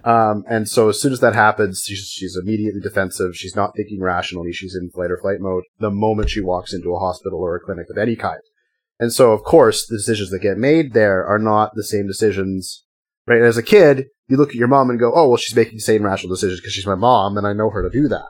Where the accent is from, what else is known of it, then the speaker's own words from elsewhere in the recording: Northwest Territories, Canada; I grew up in the Northwest Territories